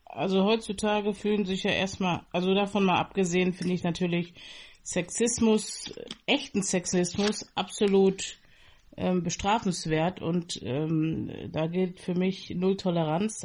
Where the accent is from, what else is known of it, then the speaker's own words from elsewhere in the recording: Berlin, Germany; moved away; also born or lived in Bonn; In Berlin und in Bonn